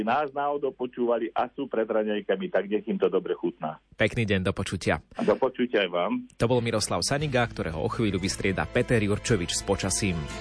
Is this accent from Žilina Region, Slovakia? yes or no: yes; Liptovské Revúce, Žilina Region, Slovakia; na dedine u nás v Liptovských revútach